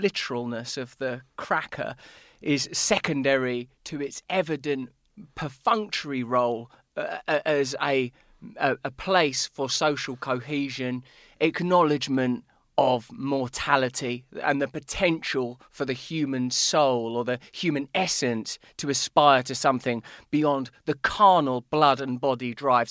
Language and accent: English; England, United Kingdom; I'm English